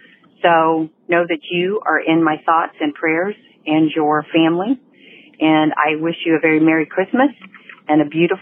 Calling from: Indianapolis, Indiana, United States; I'm from Indianapolis

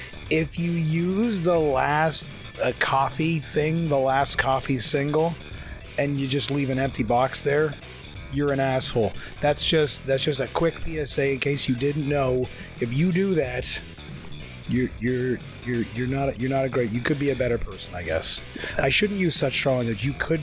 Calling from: Mississauga, Ontario, Canada; I'm calling from Mississauga, Ontario.

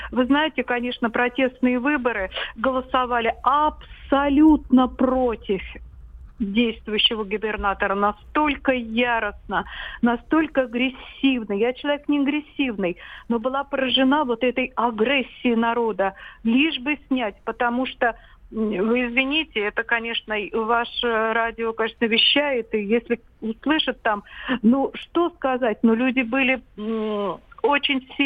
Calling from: Vladimir, Vladimir Oblast, Russia; И я вот из

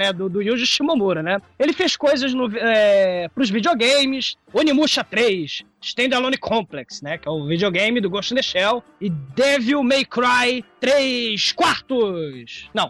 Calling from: Barretos, São Paulo, Brazil; tenho 34 anos e sou de Barreto, São Paulo.

